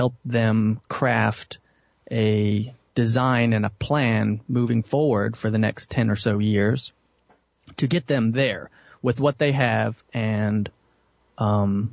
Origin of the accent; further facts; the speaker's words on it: Dallas, Texas, United States; I was born and raised in Dallas, Texas